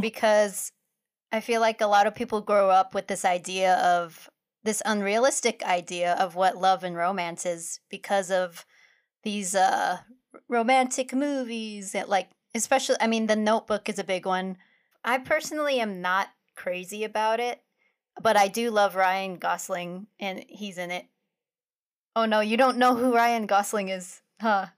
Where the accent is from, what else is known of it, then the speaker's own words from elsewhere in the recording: Philippines; us being Filipino